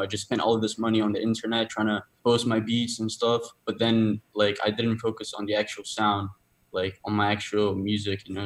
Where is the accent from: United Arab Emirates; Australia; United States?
United Arab Emirates; Dubai; I'm from Dubai as well